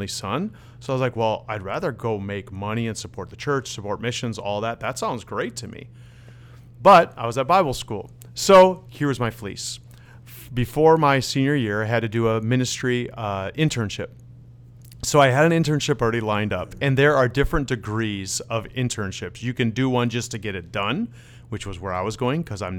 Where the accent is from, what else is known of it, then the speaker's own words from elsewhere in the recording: Wisconsin, United States; first language Dutch; moved away as an adult; also born or lived in Netherlands / Minneapolis; I grew up in Wisconsin